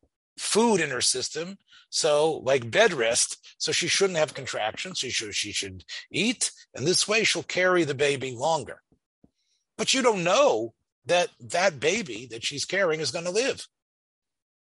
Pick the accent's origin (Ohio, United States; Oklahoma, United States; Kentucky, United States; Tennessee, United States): Tennessee, United States; Memphis; I grew up in Memphis, the bus ride that took us down Summer Avenue